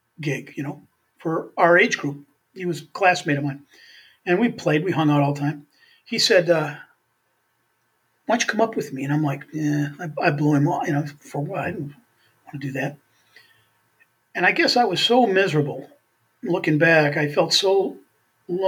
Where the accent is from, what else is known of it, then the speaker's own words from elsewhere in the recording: Beaver Dam, Wisconsin, United States; also born or lived in Milwaukee, Wisconsin; Beaver Dam, Wisconsin, which is where I was born in Beaver Dam